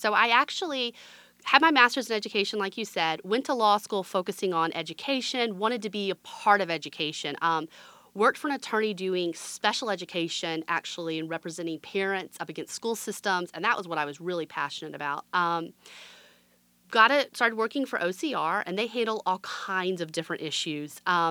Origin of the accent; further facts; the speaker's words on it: Alabama, United States; Went to Chicago, met my husband. We were getting married. He's from Mississippi. I'm from Alabama. And we both wanted to move south.